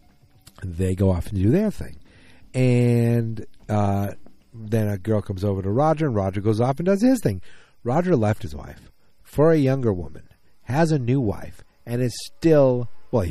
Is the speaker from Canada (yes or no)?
no; Boston, Massachusetts, United States; I'm from Boston